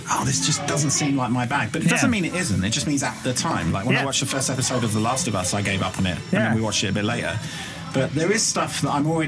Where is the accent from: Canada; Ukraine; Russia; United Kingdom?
United Kingdom; also born or lived in Budapest, Hungary; now in Scotland, United Kingdom; as a Brit, I'm also half Irish